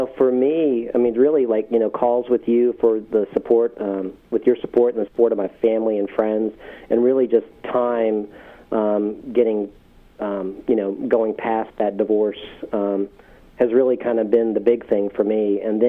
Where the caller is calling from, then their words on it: Richmond, Virginia, United States; I'm actually calling from Richmond, Virginia